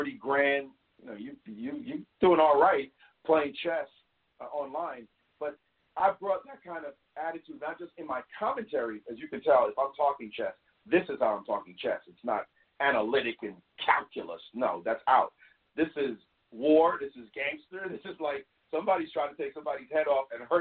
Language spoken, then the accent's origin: English; New York City, New York, United States; In Brownsville, we say never ran, never will. That's where I grew up